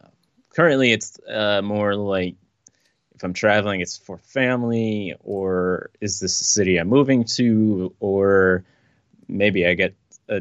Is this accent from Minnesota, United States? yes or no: no; Fredericksburg, Virginia, United States; now in New York, United States; I was born in Fredericksburg, Virginia.